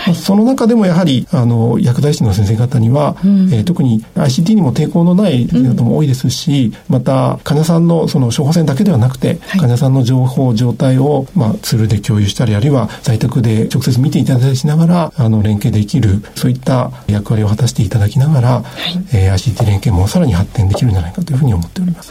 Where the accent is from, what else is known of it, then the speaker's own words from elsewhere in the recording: Hachinohe, Aomori, Japan; moved away as an adult; also born or lived in Hokkaido / Kansai; 家庭医として北海道や関西で診療して、2010年に地元に戻って開業したわけですけれども、まあ、八戸市も